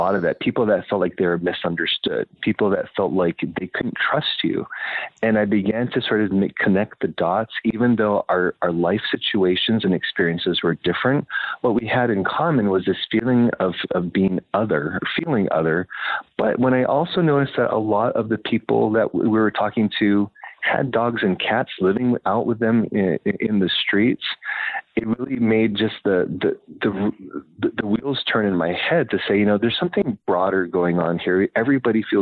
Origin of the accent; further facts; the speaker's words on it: Hawaii, United States; moved away as an adult; also born or lived in Utah / Salt Lake City; even though I grew up in Hawaii